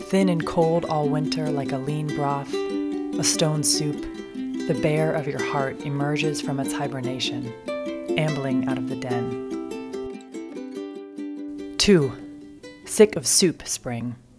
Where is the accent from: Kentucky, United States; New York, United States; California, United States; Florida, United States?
Kentucky, United States; moved away as an adult; now in Wisconsin, United States; I'm from Kentucky, where spring is measured by the blooms.